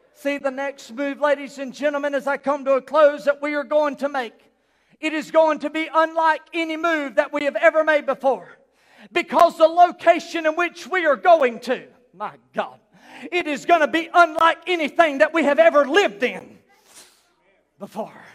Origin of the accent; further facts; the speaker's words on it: South Carolina, United States; also born or lived in Newry; we're from South Carolina.